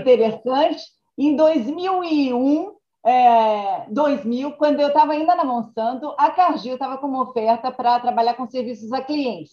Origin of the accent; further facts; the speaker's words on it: Brazil; accent: Brazilian; moved away as an adult; now in United States; como brasileira